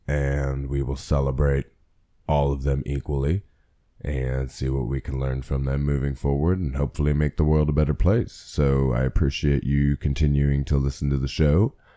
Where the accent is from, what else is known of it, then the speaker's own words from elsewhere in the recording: Pennsylvania, United States; born and raised in Pennsylvania in the United States of America